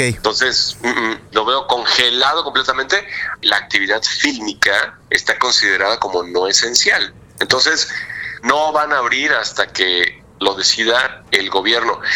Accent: Mexico; soy el único mexicano este, miembro de esa asociación

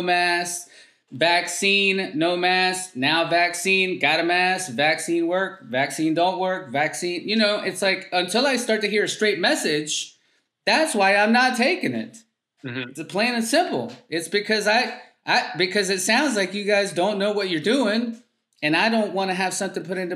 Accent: North Carolina, United States; I'm from North Carolina

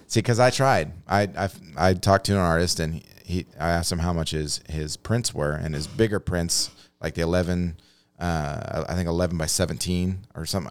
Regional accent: United States; I grew up on the Mississippi River

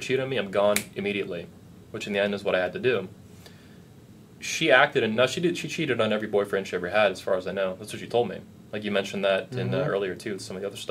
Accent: Cape Coral, Florida, United States; moved away as an adult; also born or lived in Fort Myers, Florida / Lehigh Acres, Florida; now in Orlando, United States; I'm actually from Cape Coral, Cape Coma, home of the nearly dead, newly wed. But I went to high school in Fort Myers, so I know the area pretty well

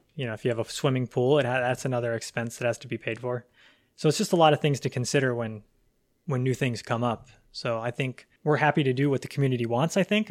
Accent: Pasco County, Florida, United States; also born or lived in Alaska / Port Richey, Florida; I was born and raised right here in Pasco County

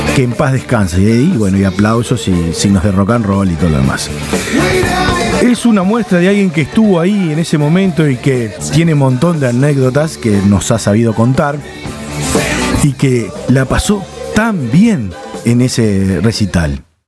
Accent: Uruguay; como uruguayos

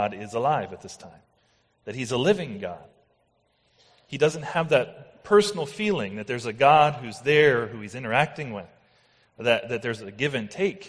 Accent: United States; I am American.

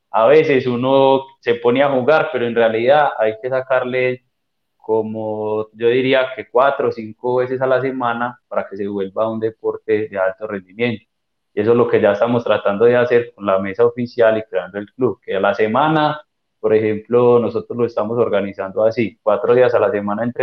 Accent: Carmen de Atrato, Chocó, Colombia; born there; A mí me dicen … porque nací en el Carmen de Atrato Choco, que es otro departamento de acá.

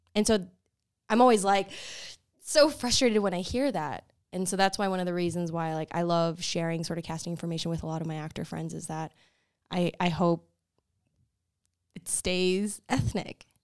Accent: Dallas, Texas, United States; also born or lived in Amarillo, Texas / Plano, Texas; I was born in Amarillo, grew up in Dallas, so mostly lived in Plano

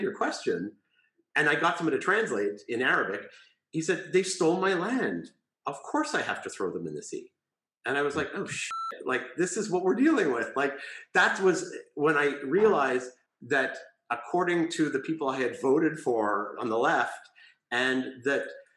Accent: Canada; moved away as an adult; now in Israel; I am Canadian originally. I've been living in Israel for 20-something years

